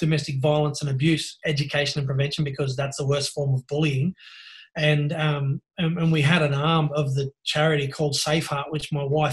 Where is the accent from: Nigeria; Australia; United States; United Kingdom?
Australia; Sydney, New South Wales; from Norwest, Sydney, northwest part of Sydney. So it's, for those who don't know, it's commonly known as the Hills District